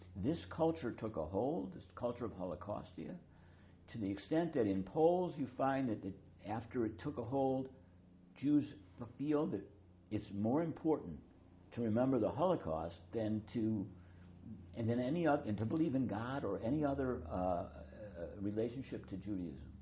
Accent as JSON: {"language": "English", "country": "United States"}